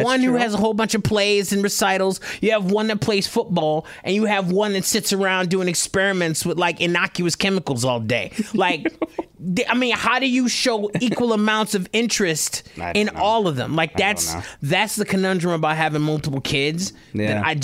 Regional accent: Detroit, Michigan, United States; I'm black, born and raised in Detroit.

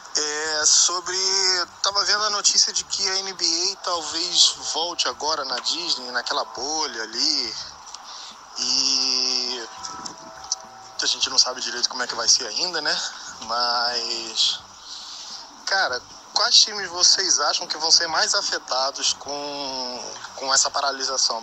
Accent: Rio de Janeiro, Brazil; now in Boston, United States; eu sou do Rio de Janeiro, mas tô morando em Boston, Massachusetts

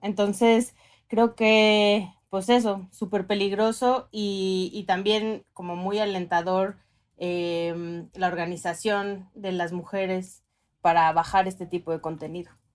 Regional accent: northern Mexico, Mexico; soy norteña

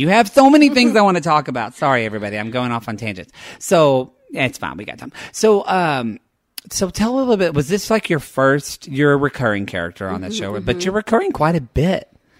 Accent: Oklahoma, United States; now in Los Angeles, United States; I'm from Oklahoma and I'm very white.

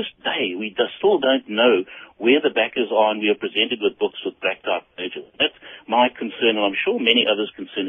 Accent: South Africa; And this is what scares me as a South African, and I'm sure a lot of people, is that we need to know that it's clean money.

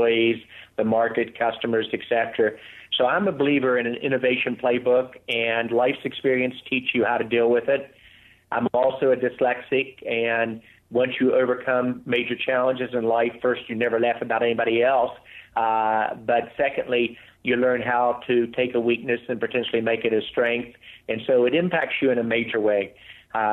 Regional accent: West Virginia, United States; Growing up in West Virginia, I almost drowned when I was 6 years old

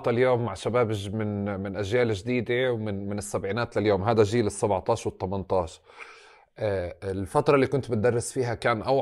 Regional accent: Palestine; احنا كلنا فلسطينيه طول عمرنا فلسطينيه

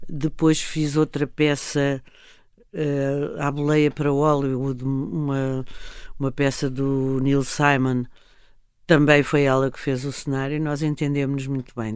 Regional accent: Lisbon, Portugal; eu, quando era miúda, já, já em Lisboa, uhum. nós tínhamos uma, uma casa no Restelo

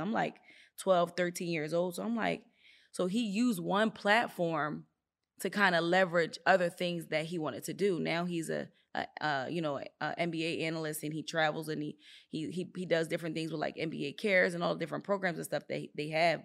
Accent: Philadelphia, Pennsylvania, United States; moved away as an adult; also born or lived in Virginia; I'm in Virginia, I'm from the Philadelphia area

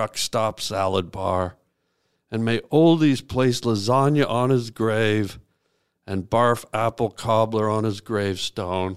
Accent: Canada; I was born in Canada.

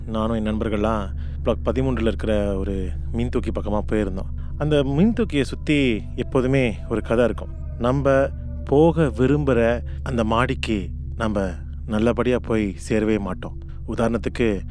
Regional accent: Singapore; நான் சிறு வயதுலேருந்து மாசங்களில் தான் பிறந்து வளர்ந்தேன் பிளாக் ஆறில் தங்கியிருந்தேன்

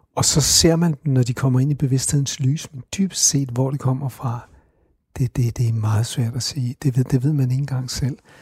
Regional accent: Copenhagen, Capital Region of Denmark, Denmark; Og jeg er vokset op på Christianshavn

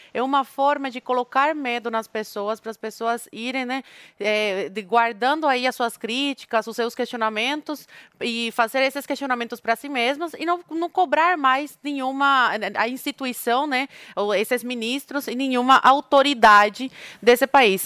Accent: Brazil; accent: Brazilian; eu falo espanhol com sotaque de brasileira.

